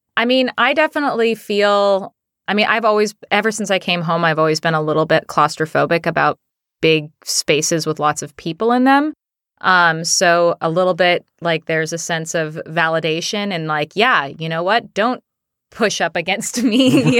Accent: Seattle, Washington, United States; we're both from Seattle. So, um, we both, uh, both of us grew up here

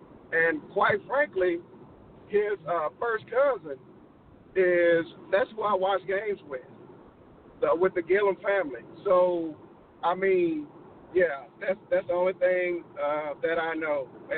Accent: Murfreesboro, Tennessee, United States; I was born and raised in Murfreesboro, Tennessee.

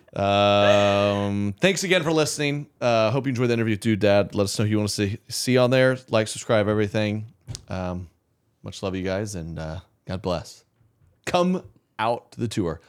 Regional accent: Oklahoma, United States; I'm from Oklahoma

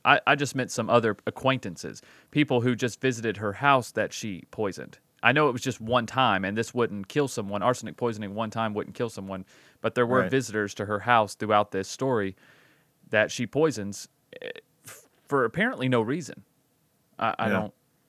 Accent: Alabama, United States; Because I grew up in Alabama.

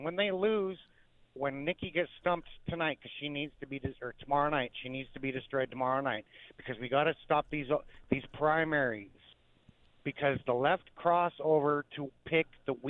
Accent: Portland, Oregon, United States; moved away as an adult; I grew up just outside of Portland and I had to suffer that for 4 years until I got out of there after I got my CDL.

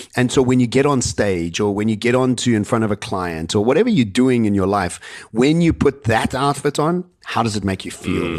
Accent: Cape Town, Western Cape, South Africa; moved away as an adult; also born or lived in Johannesburg, South Africa; now in Dubai, United Arab Emirates; I come from Cape Town

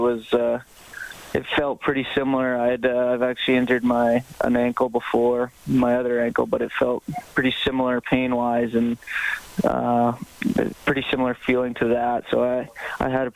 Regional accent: Canmore, Alberta, Canada; I grew up in Canmore.

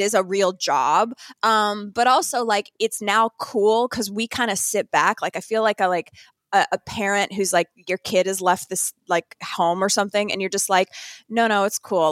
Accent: Northern Canada, Canada; moved away; also born or lived in New York; I grew up in Northern Canada

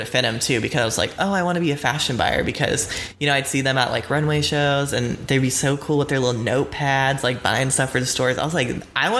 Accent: South Carolina, United States; also born or lived in Atlanta, Georgia / Florida; Okay, so I was born in Atlanta, Georgia. And then I was moved to South Carolina with my family. And then that's kind of where I was raised.

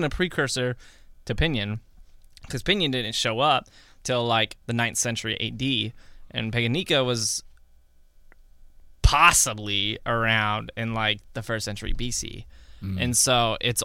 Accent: United States; I grew up in the United States

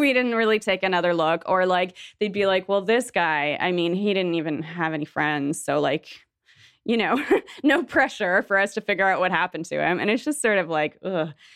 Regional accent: Toronto, Ontario, Canada; moved away as an adult; now in Montreal, Canada; I'm, like, mostly from Toronto. I lived in Toronto for most of my life

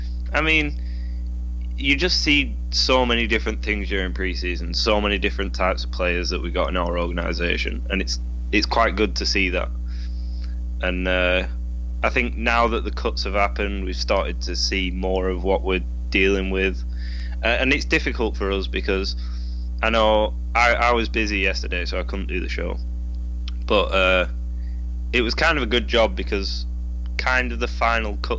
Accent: England, United Kingdom; I'm English

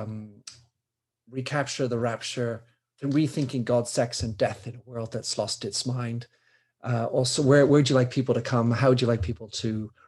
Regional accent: United States; I'm an American

